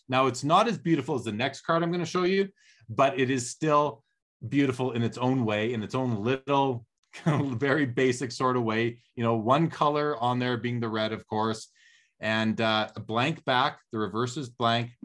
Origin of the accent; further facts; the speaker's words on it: Canada; as a kid growing up in Canada in the eighties